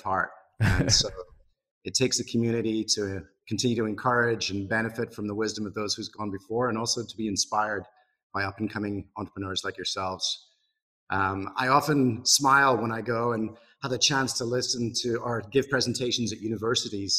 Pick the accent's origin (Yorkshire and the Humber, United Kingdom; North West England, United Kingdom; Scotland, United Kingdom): Scotland, United Kingdom; Broughty Ferry; moved away as an adult; also born or lived in Glasgow; now in Seattle, United States; I'm Scottish, and I was born in a town called Broughty Ferry, which none of you have heard of, but it's a little town close to Dundee on the east coast of Scotland.